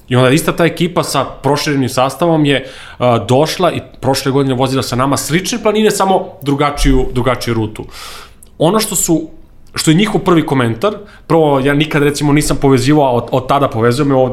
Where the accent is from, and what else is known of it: Serbia